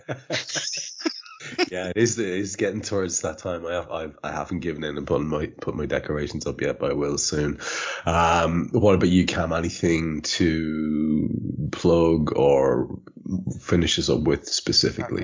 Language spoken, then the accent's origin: English; Ireland; as an Irishman